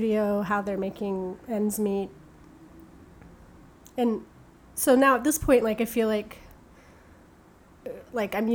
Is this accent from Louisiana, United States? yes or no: no; Tampa, Florida, United States; also born or lived in England; now in Brooklyn, United States; I was really young when I moved to Tampa